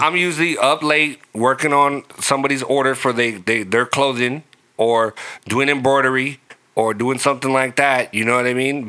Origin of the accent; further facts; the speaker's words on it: Long Beach, California, United States; growing up in North Long Beach